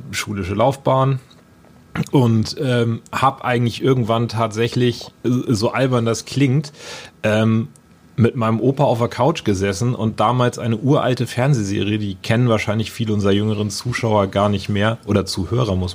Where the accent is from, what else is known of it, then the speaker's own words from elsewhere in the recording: Lübeck, Schleswig-Holstein, Germany; habe dann meine Ausbildung in meiner Heimatstadt Lübeck gemacht beim großen Industriebetrieb